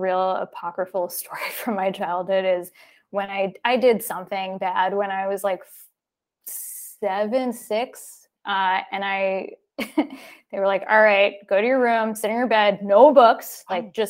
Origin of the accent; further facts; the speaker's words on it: Long Island, New York, United States; also born or lived in Queens, New York City; now in New York City, United States; I was born in Queens, in Flushing. And then my parents moved us out to Long Island when I was about four. So that's where I grew up